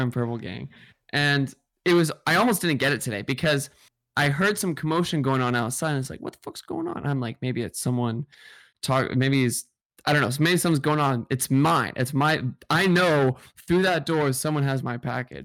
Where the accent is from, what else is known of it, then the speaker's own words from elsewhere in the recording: Seattle, Washington, United States; now in New York, United States; I, I'm from Seattle